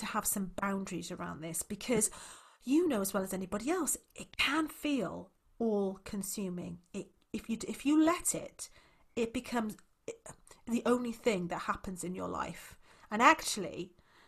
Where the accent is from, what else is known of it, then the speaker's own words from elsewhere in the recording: Wales, United Kingdom; I'm actually from Wales